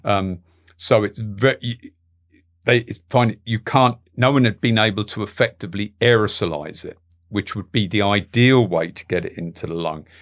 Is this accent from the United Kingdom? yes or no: yes; London, United Kingdom; my parents are Galway people, but, you know, I grew up in London